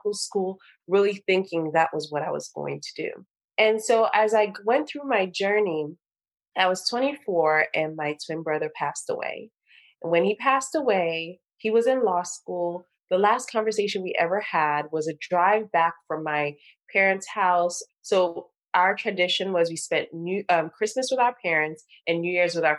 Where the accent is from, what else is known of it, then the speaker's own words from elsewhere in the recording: Nigeria; I'm Nigerian